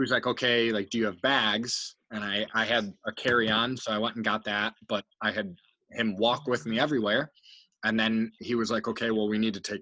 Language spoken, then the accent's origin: English; United States; moved away as an adult; also born or lived in Australia; I was the first American who had ever signed for Hume.